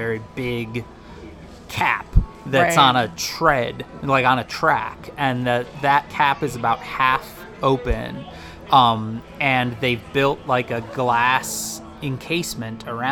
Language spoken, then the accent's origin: English; Midwest, United States; growing up in the Midwest